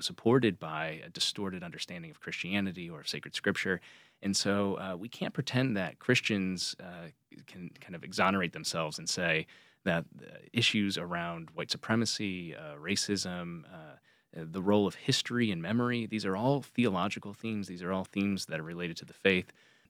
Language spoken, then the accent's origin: English; New York, United States; also born or lived in Pensacola, Florida / North Carolina / South Carolina / Connecticut; I was born in Pensacola, Florida. My father was a Marine Corps officer, so I lived in North Carolina, South Carolina, Connecticut, and then eventually my parents, after my father left active service, returned to where they were both from in upstate New York.